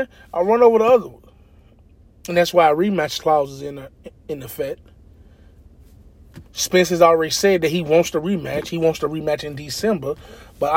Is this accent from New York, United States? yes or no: no; Louisville, Kentucky, United States; I'm from Louisville, Kentucky, home of the greatest, Muhammad Ali